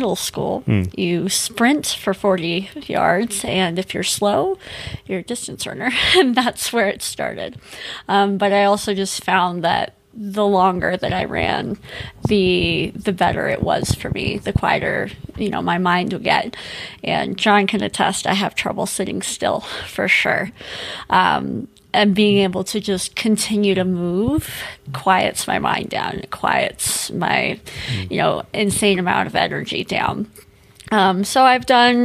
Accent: Colorado, United States; growing up in Colorado

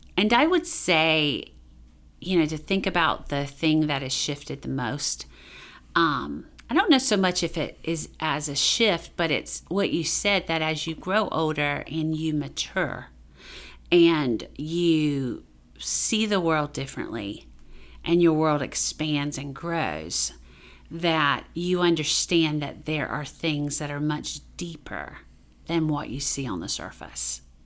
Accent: Duplin County, Eastern North Carolina, United States; I grew up in Eastern North Carolina. Um, in Duplin County.

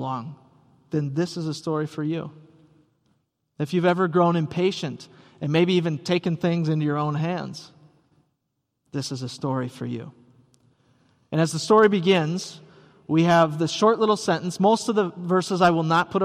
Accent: Rice Lake, Wisconsin, United States; now in Elk River, United States; growing up in Rice Lake, Wisconsin

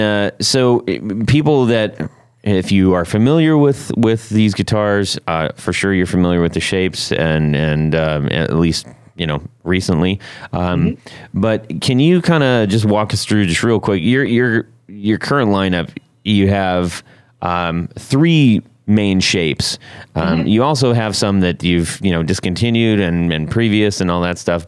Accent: Huntington Beach, California, United States; moved away; I grew up in in Huntington Beach area

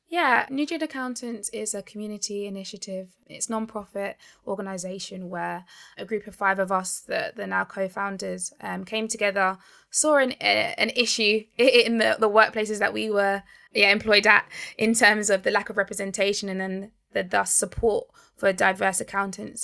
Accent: Barnet, London, United Kingdom; I grew up in Barnet

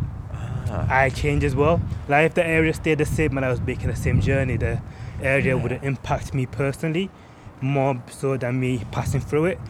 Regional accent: Leeds, Yorkshire and the Humber, United Kingdom; I was on the border of working class as well, though growing up in Eastern Park.

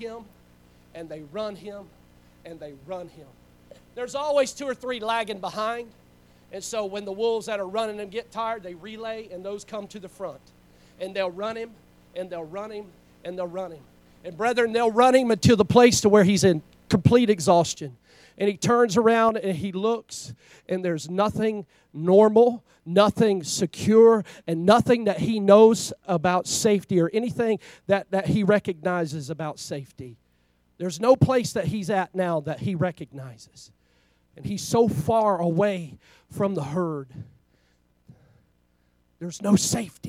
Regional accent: Florida, United States; now in Alaska, United States; we're not from Florida anymore, right? That's the reason why I sound like

